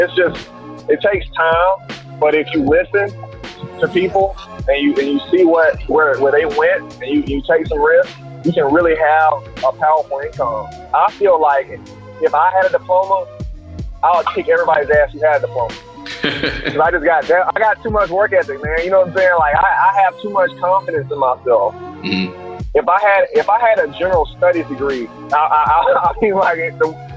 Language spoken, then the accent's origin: English; Tuscaloosa, Alabama, United States; I'm originally from Alabama, Tuscaloosa, Alabama.